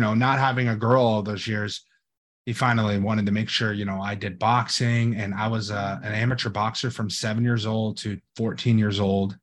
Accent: Los Angeles, California, United States; now in Florida, United States; I grew up in Hollywood, California

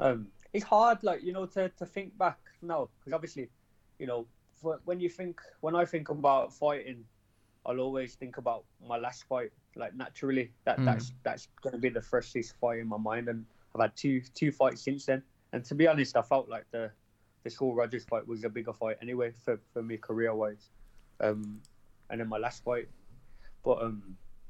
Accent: Birmingham, West Midlands, United Kingdom; in Birmingham, my hometown

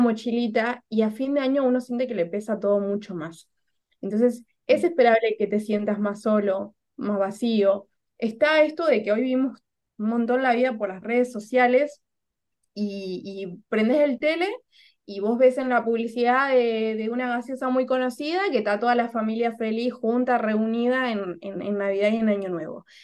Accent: Argentina; moved away as an adult; also born or lived in Córdoba, Argentina; now in Lima, Peru; soy argentina

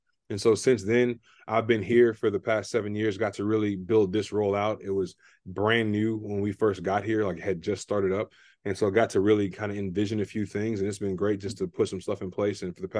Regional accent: Sugar Land, Texas, United States; moved away as an adult; also born or lived in Abilene, Texas; now in Austin, United States; Keep in mind, we're both from Houston. We're both from Sugar Land. So we both went to Austin High School.

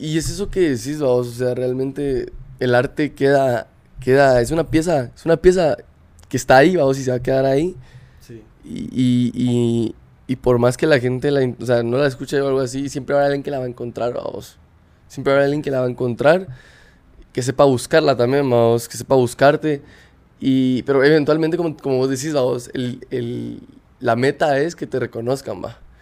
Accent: Guatemala; moved away; somos de Guatemala

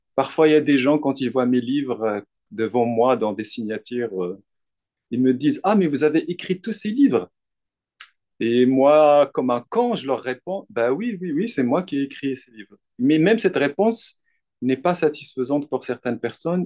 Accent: Salé, Rabat-Salé-Kénitra, Morocco; moved away as an adult; now in Paris, France; je suis marocain, je suis né à Rabat, mais je considère que toute ma vie, tout ce que je suis, jusqu'à présent, vient de la ville de Salé et du quartier de Hay Salam.

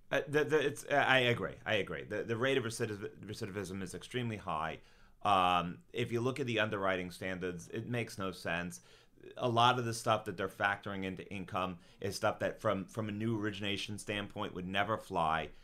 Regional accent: South Shore, Long Island, New York, United States; also born or lived in Boston; South Shore, Long Island

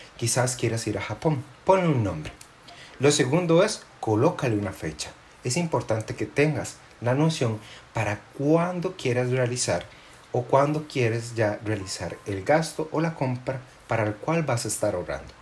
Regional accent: Costa Rica; nosotros, los costarricenses

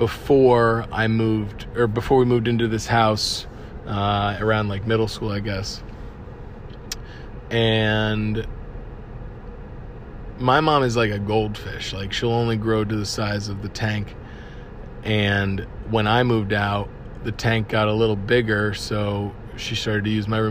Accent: Cape Coral, Florida, United States; moved away; Cape Coral, as you know, is my hometown

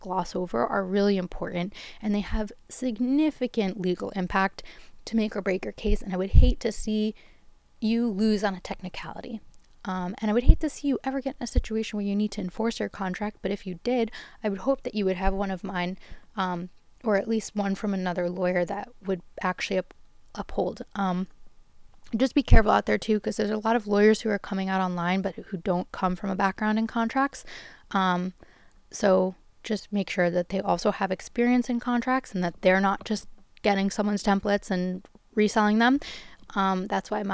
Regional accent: New York, United States; I'm from New York. My address is here.

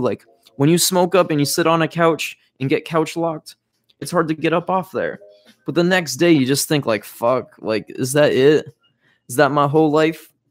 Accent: Fargo, North Dakota, United States; moved away; We came from Fargo, North Dakota, the middle of nowhere

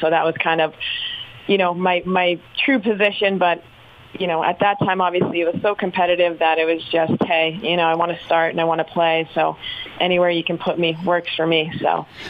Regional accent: Boston, Massachusetts, United States; moved away as an adult; also born or lived in Chapel Hill, North Carolina; growing up in Massachusetts

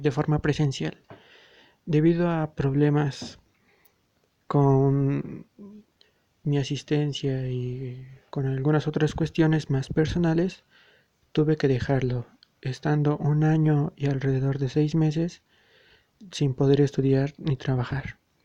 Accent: Mexico City, Mexico; soy oriundo de la Ciudad de México

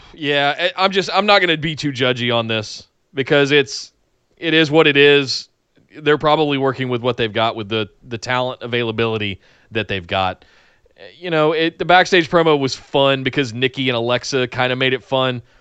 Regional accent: North Carolina, United States; I'm from North Carolina

